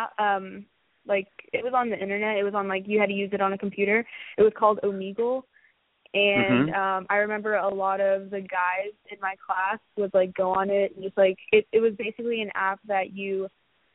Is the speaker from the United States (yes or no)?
yes; Houston, Texas, United States; also born or lived in New York; I was born in here in Houston, and then I moved to New York for my dad's work.